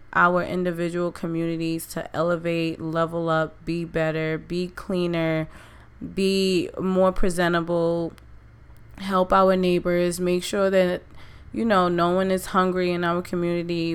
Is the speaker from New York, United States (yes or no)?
yes; New York City, New York, United States; That's my city. That's my that's where I'm from